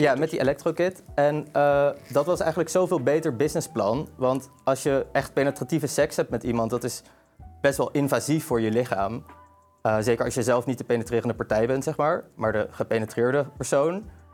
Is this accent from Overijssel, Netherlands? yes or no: no; Amsterdam, North Holland, Netherlands; ik kom uit Amsterdam. Ik ben geboren en getogen Amsterdammer.